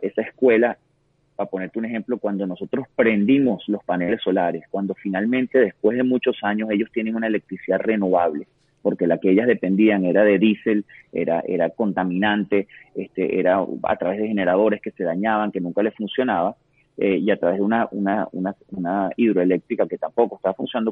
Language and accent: Spanish; Venezuela; nosotros todos, como venezolanos